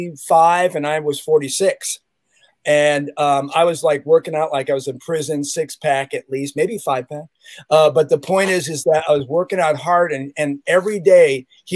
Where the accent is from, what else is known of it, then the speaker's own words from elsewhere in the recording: Chicago, Illinois, United States; now in Santa Cruz, United States; I remember as a kid in Chicago, because I'm from Chicago, Illinois, 60616 Southside